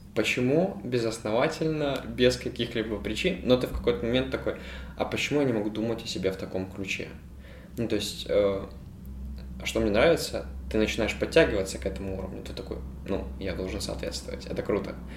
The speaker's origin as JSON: {"language": "Russian", "country": "Ukraine", "said": "я филантроп и я из Украины"}